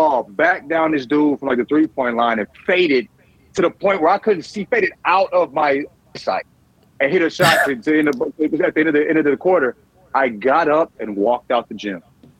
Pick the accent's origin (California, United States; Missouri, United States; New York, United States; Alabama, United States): Missouri, United States; St. Louis; I'm from St. Louis, bro.